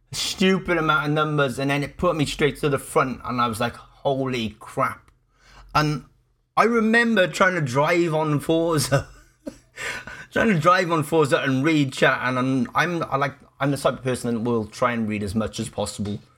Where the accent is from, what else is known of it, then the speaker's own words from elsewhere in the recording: Cardiff, Wales, United Kingdom; I am born and raised in Cardiff. Yes, I'm a Welsh boy.